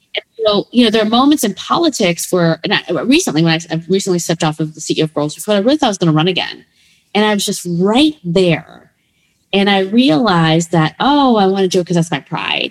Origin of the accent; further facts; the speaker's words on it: Berwyn, Illinois, United States; also born or lived in Midwest; I was born in Berwyn